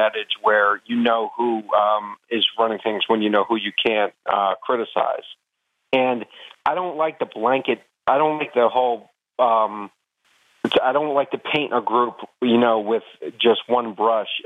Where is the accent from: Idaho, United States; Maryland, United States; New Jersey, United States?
New Jersey, United States; I grew up in New Jersey